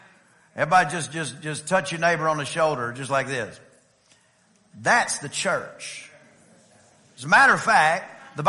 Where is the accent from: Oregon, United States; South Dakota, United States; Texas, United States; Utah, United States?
Texas, United States; East; I'm from East Texas